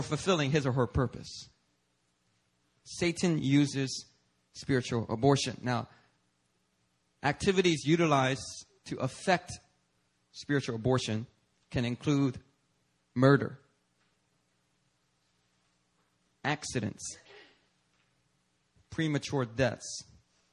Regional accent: Philadelphia, Pennsylvania, United States; English is a second language; growing up on the streets of Philadelphia

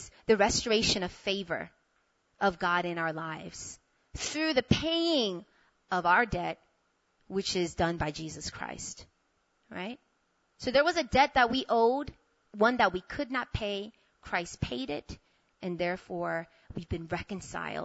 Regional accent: New York, United States; moved away as an adult; also born or lived in Korea; now in South Korea; I'm from New York, so my whole life I didn't want to go anywhere except stay in New York

